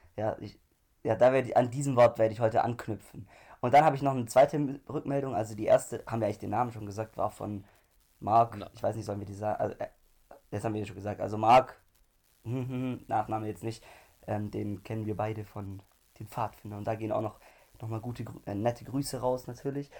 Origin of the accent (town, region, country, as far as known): Germany